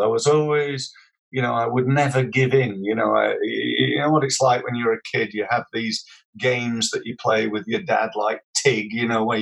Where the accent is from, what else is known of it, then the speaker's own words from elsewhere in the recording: Sheffield, Yorkshire and the Humber, United Kingdom; moved away; I was born in Sheffield. Very, very proud of my heritage